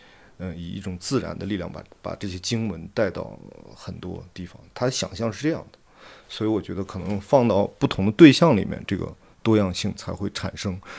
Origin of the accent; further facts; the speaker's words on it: Xining, Qinghai, China; 然后我小时候是在东区长大，是在那个穆斯林社区长大，我上学就在清真大寺旁边的那个那个学校，